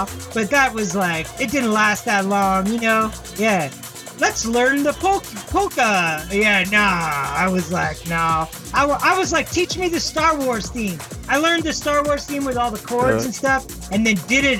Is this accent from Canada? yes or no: yes; Victoria, British Columbia, Canada; also born or lived in Japan / Tokyo; now in Toronto, Canada; I grew up in Victoria, which is a small town in BC